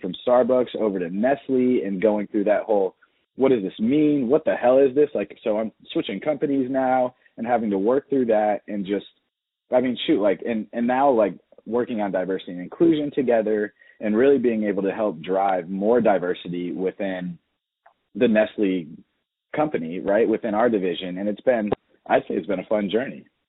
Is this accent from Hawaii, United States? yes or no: no; Atlanta, Georgia, United States; Growing up in Atlanta, I got to grow up during a really fun time